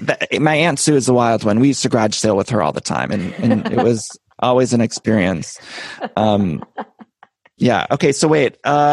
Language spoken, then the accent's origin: English; Solon, Ohio, United States; It's like outside of Cleveland. It's Solon, Ohio.